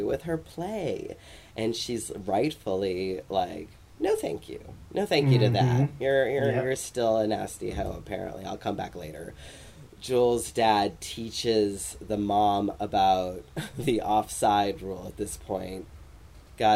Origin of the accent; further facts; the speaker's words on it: United States; as an American person